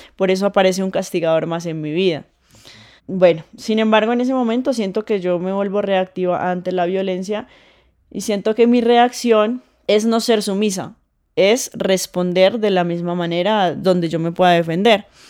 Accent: Putumayo, Colombia; moved away; also born or lived in Mocoa; Yo crecí en el campo, yo nací en, en la capital del Putumayo, que se llama Mocoa, pero crecí en el campo con mis abuelos

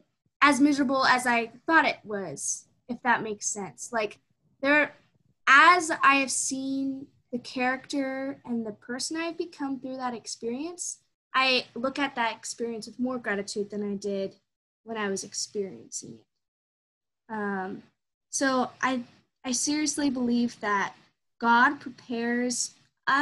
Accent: Show Low, Arizona, United States; moved away; also born or lived in Red Mesa, Arizona; And I had grown up and was born and raised in Sholo, Arizona.

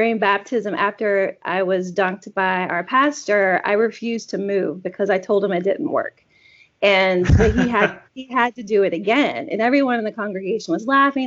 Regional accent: North Carolina, United States; now in Maine, United States; I grew up in North Carolina.

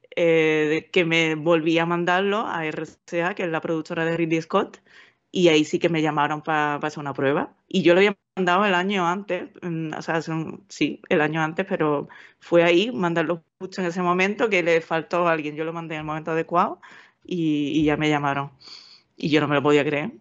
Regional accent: Seville, Andalusia, Spain; moved away as an adult; also born or lived in Valencia / United Kingdom; el sitio que te llevan de pequeño, cuando estás en Sevilla, te llevan de excursión

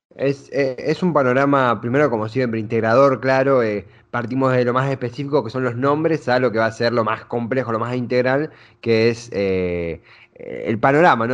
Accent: Argentina; nuestra propia cotidianidad como argentinos

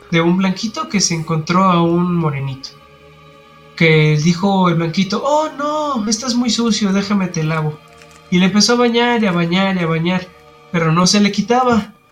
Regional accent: United States; now in Mexico; yo soy de Estados Unidos y mi sangre es europea, pero mi cara dice que soy más mexicano que el taco.

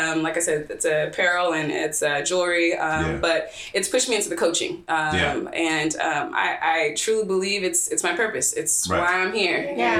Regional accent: Seaside, California, United States; I'm originally from Seaside, right?

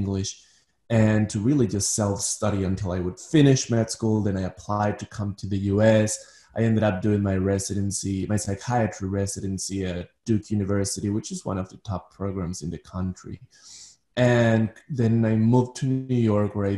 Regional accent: Ecuador; moved away as an adult; now in Manhattan, United States; So I'm originally from Ecuador. I was born in Ecuador. I'm part Danish. But most of my life I lived in Ecuador.

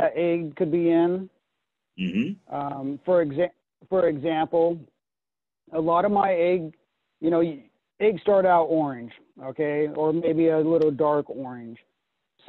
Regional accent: Pacific Northwest, United States; growing up in the Pacific Northwest

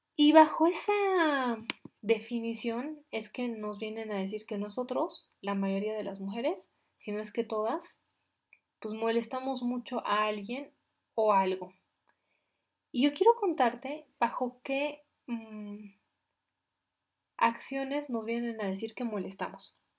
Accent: Bolivia; yo soy de Bolivia

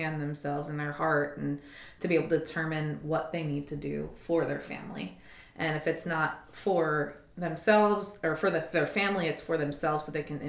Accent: Philadelphia, Pennsylvania, United States; Oh, I'm from Philadelphia.

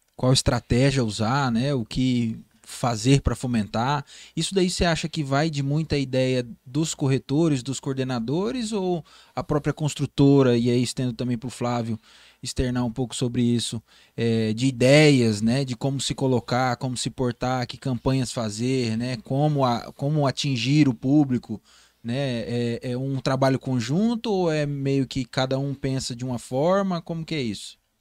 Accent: Porto Velho, Rondônia, Brazil; eu fui criado no Bairro Novo, né? Eu sou cria do Bairro Novo.

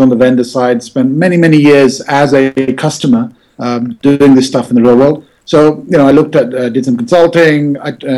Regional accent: London, United Kingdom; moved away as an adult; also born or lived in Manchester, England; now in New York, United States; I was born in London, West London. So I grew up there, did my schooling in Manchester, England

